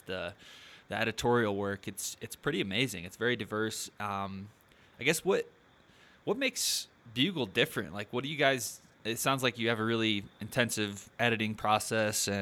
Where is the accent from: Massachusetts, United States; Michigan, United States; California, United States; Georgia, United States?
Michigan, United States; moved away as an adult; now in Colorado, United States; I grew up in Michigan, and when I moved to Colorado in 2015